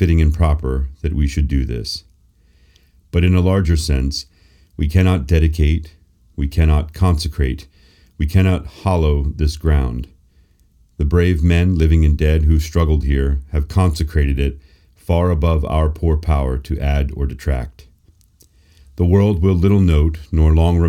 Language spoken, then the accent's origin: English; near Gettysburg, Pennsylvania, United States; I grew up near Gettysburg, Pennsylvania, and took many field trips to the battlefield as a young boy